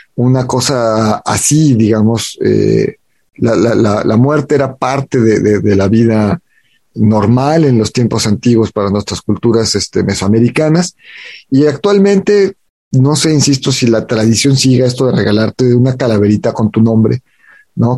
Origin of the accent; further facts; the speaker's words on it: Mexico; identidad como mexicanos